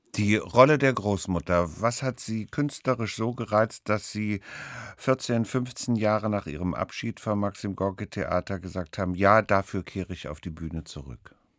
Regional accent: East Germany, Germany; zu DDR-Zeiten, wo ich ja auch aufgewachsen bin

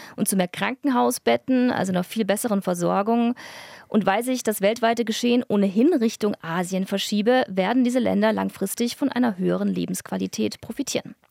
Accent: near Stuttgart, Baden-Württemberg, Germany; now in Berlin, Germany; denn ich bin ja in der Nähe aufgewachsen

